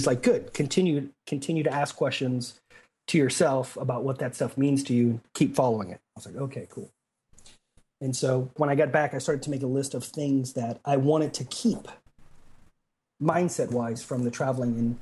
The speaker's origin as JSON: {"language": "English", "town": "San Antonio", "region": "Texas", "country": "United States", "tie": "born or raised there", "said": "San Antonio, which is my hometown of where I'm from"}